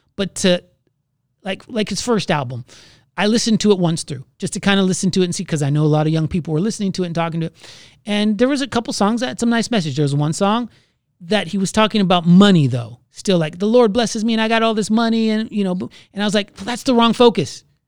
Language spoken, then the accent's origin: English; Florida, United States; moved away; I'm from Florida